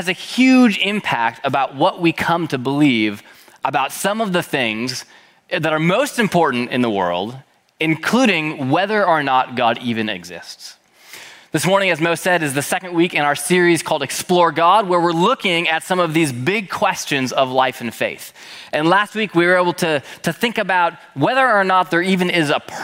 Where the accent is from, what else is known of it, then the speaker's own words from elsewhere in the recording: Minneapolis, Minnesota, United States; I was born and raised in Minneapolis, Minnesota by my parents, Jeff and Renee.